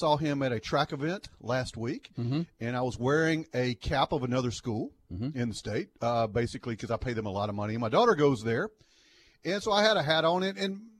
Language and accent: English; Monroe, Louisiana, United States; I'm from Monroe, Louisiana, never been to New York before, never really been outside. Jackson, Mississippi was a big deal for me.